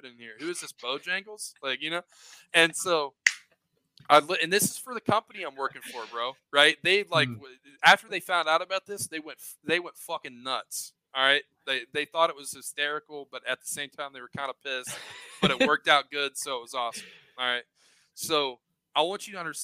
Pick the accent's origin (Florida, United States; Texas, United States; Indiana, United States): Indiana, United States; Southern; I'm from Indiana, Southern Indiana